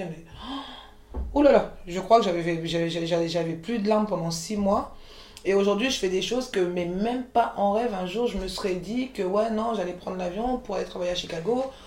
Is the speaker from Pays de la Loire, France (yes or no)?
no; Montreuil, Île-de-France, France; also born or lived in Côte d'Ivoire; j'ai grandi à Montreuil quand tu grandis à Montreuil